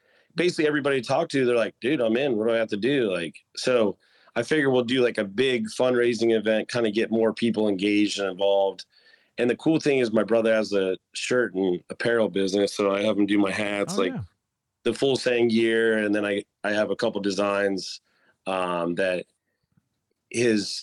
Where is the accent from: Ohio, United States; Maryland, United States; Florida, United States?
Florida, United States; St. Petersburg; I grew up in St. Petersburg